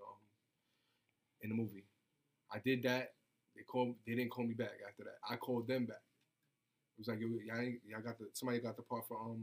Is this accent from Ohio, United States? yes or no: no; New York City, New York, United States; I'm from the Bronx